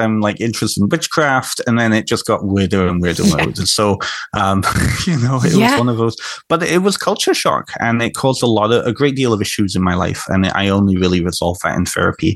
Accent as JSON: {"language": "English", "country": "Canada", "tie": "born or raised there", "also_born_or_lived": "North Wales", "said": "I grew up in Canada"}